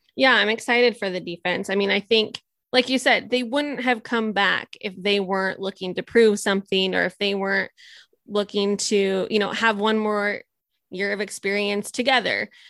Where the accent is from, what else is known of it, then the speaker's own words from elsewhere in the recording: Nebraska, United States; I'm was born and raised in Nebraska